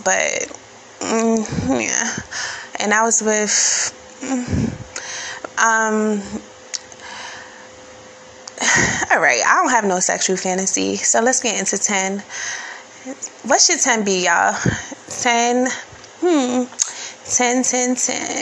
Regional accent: New York City, New York, United States; being born and raised in New York City

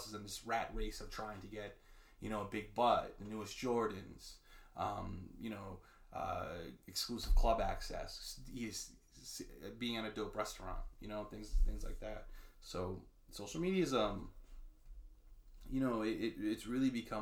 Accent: New York, United States; growing up in New York, you know, in urban areas

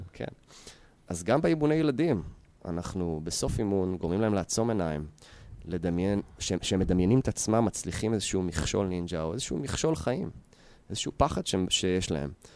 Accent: Yehud, Central District, Israel; גדלתי ביהוד

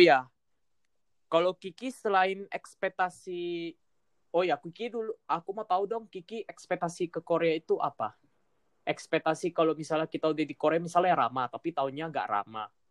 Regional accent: Medan, North Sumatra, Indonesia; moved away as an adult; now in Bandung, Indonesia; aku balik lagi ke Medan

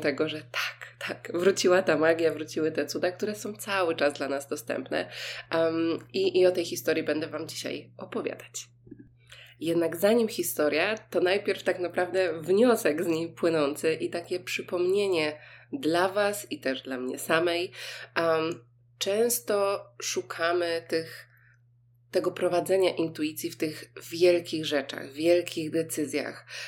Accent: Poland; mówię, że jestem z Polski

